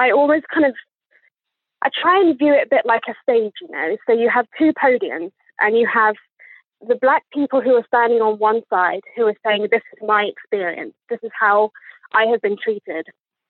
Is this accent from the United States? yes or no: no; England, United Kingdom; accent: posh; as you can hear from my accent, I was definitely born here because I would not pretend to have this accent if I wasn't from here. I sound like a posh twat, in my opinion.